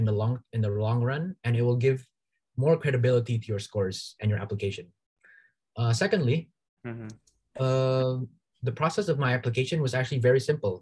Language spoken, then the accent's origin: English; Indonesia; moved away as an adult; now in Toronto, Canada; go back to Indonesia and provide value to my home country